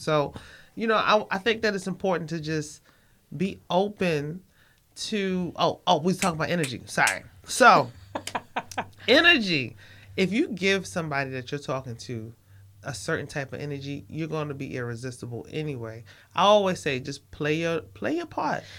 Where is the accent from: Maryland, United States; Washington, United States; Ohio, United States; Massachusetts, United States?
Maryland, United States; Baltimore; I'm from Baltimore